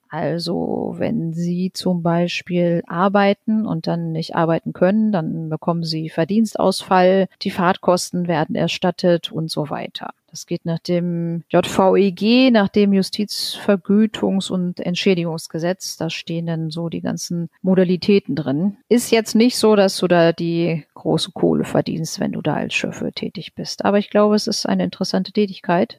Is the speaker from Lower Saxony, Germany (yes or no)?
yes; Lower Saxony, Germany; bei uns in Niedersachsen